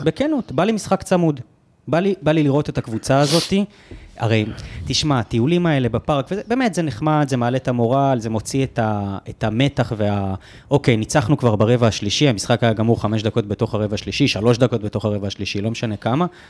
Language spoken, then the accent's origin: Hebrew; United States; now in Israel; אני אמריקאי